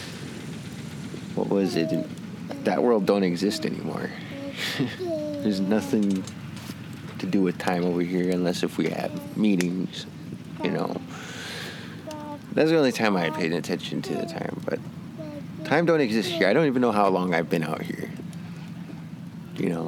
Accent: Cheyenne River, South Dakota, United States; I'm from Cheyenne River, Ubute.

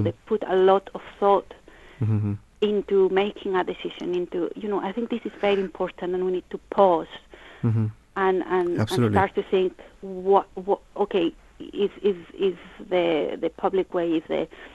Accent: Spain; now in United Kingdom; I'm originally from Spain

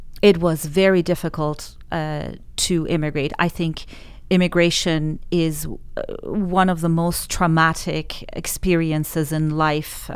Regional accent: Iran; moved away as an adult; now in Canada; It was growing up in Iran in that environment basically determined what I studied, where I am today from a professional perspective.

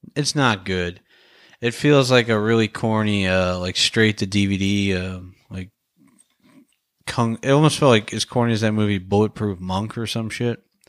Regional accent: Florida, United States; moved away; I'm from Florida

